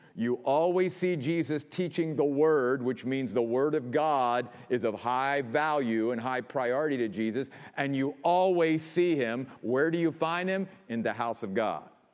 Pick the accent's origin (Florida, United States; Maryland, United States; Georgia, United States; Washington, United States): Maryland, United States; moved away; also born or lived in New York; my home state of Maryland